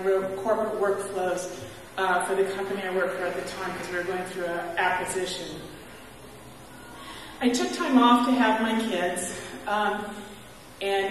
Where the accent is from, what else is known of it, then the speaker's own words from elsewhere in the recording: San Bernardino, California, United States; I grew up in San Bernardino, California without any faith